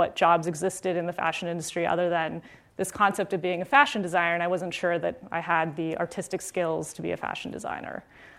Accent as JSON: {"language": "English", "region": "Florida", "country": "United States", "tie": "born or raised there", "said": "I grew up in South Florida, in a suburb near Fort Lauderdale. And, you know, I was a Florida girl. Like, I had seen snow once."}